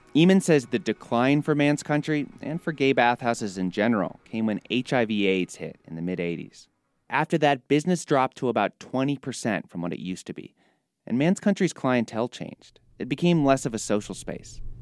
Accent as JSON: {"language": "English", "town": "Minneapolis", "region": "Minnesota", "country": "United States", "moved": "yes", "lives_now": "Chicago, United States", "said": "I'm from Minneapolis"}